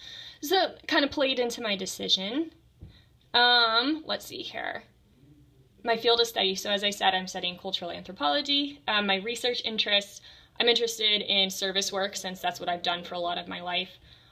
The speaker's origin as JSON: {"language": "English", "town": "Littleton", "region": "Colorado", "country": "United States", "moved": "as an adult", "lives_now": "Houston, United States", "said": "as I said, and I'm from Littleton, Colorado."}